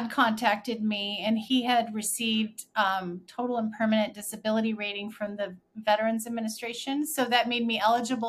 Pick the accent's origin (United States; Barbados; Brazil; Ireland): Ireland; I'm the Irish midwife